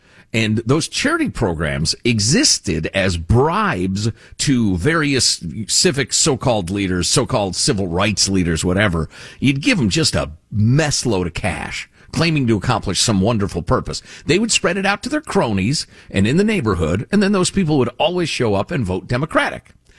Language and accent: English; Chicago, Illinois, United States; When I was a little kid growing up in Chicagoland, my parents subscribed to the Chicago Tribune, which was definitely the more conservative newspaper in the area.